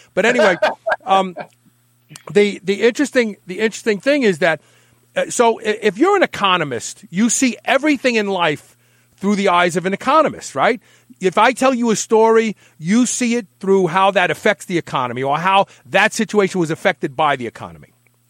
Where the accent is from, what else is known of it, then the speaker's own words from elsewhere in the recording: New York City, New York, United States; I grew up in Bed-Stuy, Brooklyn. I thought I was black for the first 14 years of my life. I'm being sincere with you. And I just had my 23andMe done, and I'm 14% Northern African.